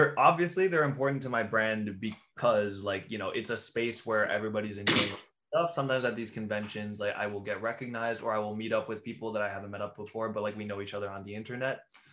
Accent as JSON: {"language": "English", "country": "Canada", "said": "we're Canadian."}